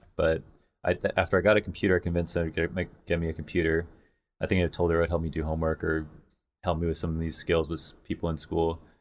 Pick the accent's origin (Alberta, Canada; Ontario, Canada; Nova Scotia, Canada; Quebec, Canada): Ontario, Canada; London; also born or lived in Montreal / Toronto; I was born in Montreal, moved to London, Ontario, and then it was, like, me and my mom